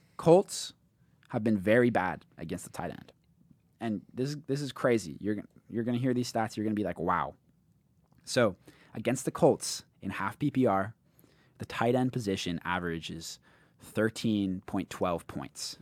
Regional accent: United Kingdom; moved away; in my home country, in, in the Great Britain

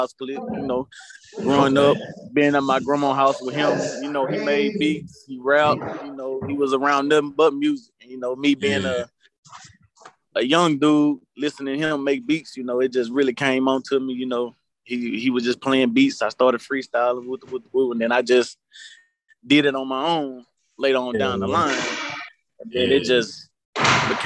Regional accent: Springhill, Louisiana, United States; now in Cullen, United States; I'm straight from Spring Hill, Louisiana. I live in Cullen, Louisiana.

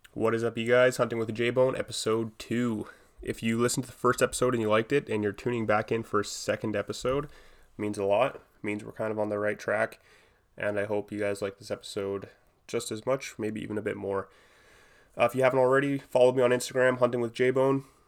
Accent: Edmonton, Alberta, Canada; I'm from Edmonton

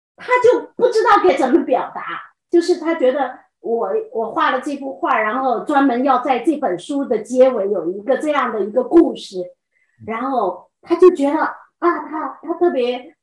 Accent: China; moved away as an adult; now in Pennsylvania, United States; 我们中国人

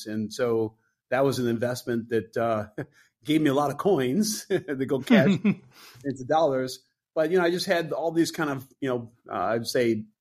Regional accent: Detroit, Michigan, United States; moved away as an adult; also born or lived in San Francisco; Detroit, my hometown

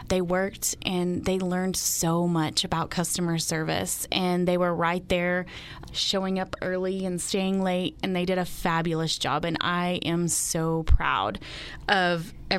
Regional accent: Dalhart, Texas, United States; growing up in Dalhart, that means so much to me, that we live here in this generous community.

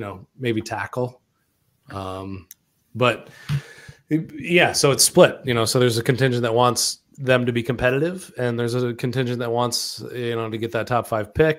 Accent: Minnesota, United States; now in Los Angeles, United States; I grew up in Minnesota

